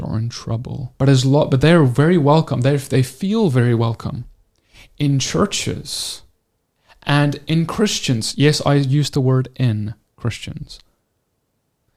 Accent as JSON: {"language": "English", "country": "South Africa", "tie": "born or raised there", "said": "we grew up in South Africa"}